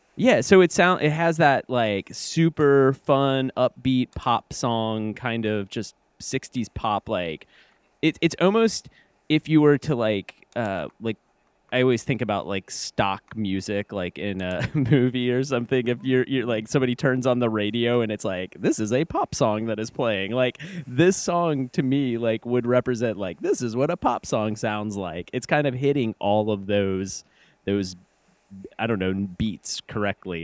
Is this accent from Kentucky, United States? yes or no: yes; Kentucky, United States; I'm from Kentucky. Like we say y'all